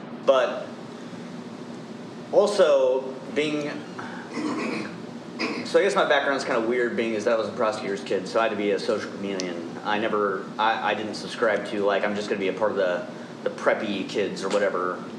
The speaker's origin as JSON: {"language": "English", "town": "Chillicothe", "region": "Ohio", "country": "United States", "tie": "born or raised there", "said": "I'm from Chillicothe, and it's just a bunch of people who want to stay where they are"}